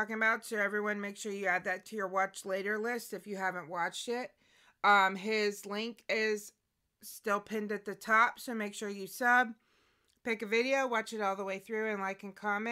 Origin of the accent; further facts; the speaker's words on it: United States; me from the America